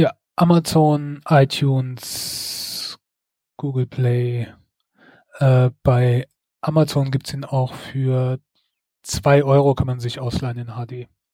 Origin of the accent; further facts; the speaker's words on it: Germany; now in Mainz, Germany; bei uns in Deutschland